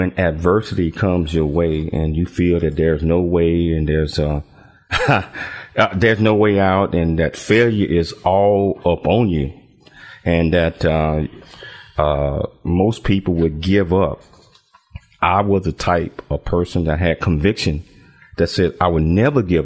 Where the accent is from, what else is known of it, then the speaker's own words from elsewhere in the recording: Chattanooga, Tennessee, United States; moved away as an adult; also born or lived in Alabama / Fort Worth, Texas; now in Temecula, United States; I was born in Chattanooga, Tennessee, and I was a 7 of 10 kids.